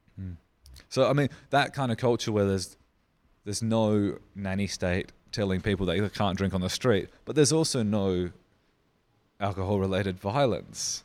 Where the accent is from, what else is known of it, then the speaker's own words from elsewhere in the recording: Riverland, South Australia, Australia; I grew up in the Riverland